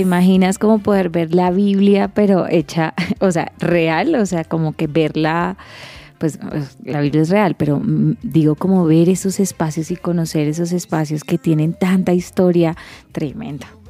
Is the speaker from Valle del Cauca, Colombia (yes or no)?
yes; Cali, Valle del Cauca, Colombia; mi tierra natal, Cali